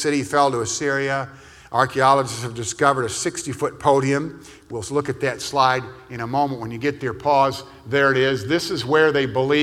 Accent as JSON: {"language": "English", "town": "Lansing", "region": "Michigan", "country": "United States", "tie": "born or raised there", "said": "I grew up in Lansing, Michigan"}